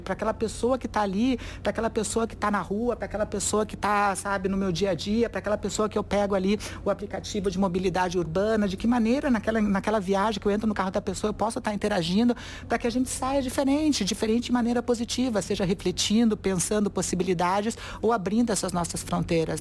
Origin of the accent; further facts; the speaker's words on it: Curitiba, Paraná, Brazil; eu sou de Curitiba, classe média, branca